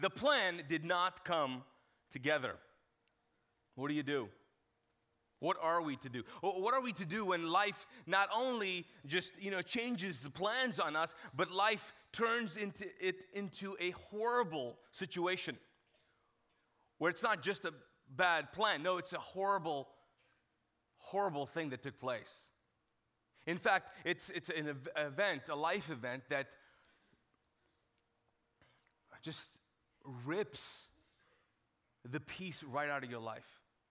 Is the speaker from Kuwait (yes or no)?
yes; Kuwait; All right, so grew up in Kuwait as a Pakistani, and I was not exposed to a lot of TV shows